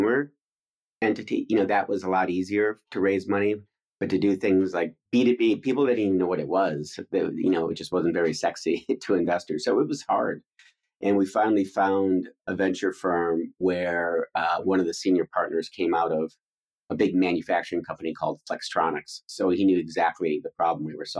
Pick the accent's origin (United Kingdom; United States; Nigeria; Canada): United States; Detroit, Michigan; moved away as an adult; also born or lived in East Coast; I grew up outside of Detroit and went to college there.